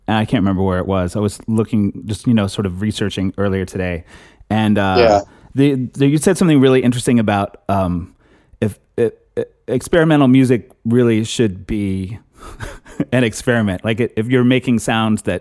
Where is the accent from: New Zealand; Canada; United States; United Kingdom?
United States; Houston, Texas; I grew up in Houston